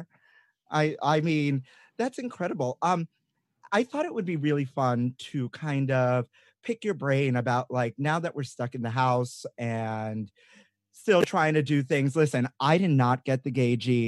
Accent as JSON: {"language": "English", "town": "New York City", "region": "New York", "country": "United States", "said": "I'm from Brooklyn"}